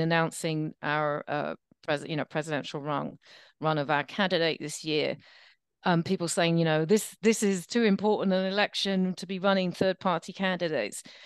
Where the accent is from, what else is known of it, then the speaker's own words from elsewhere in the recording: England, United Kingdom; also born or lived in United States; now in New York, United States; I'm English and American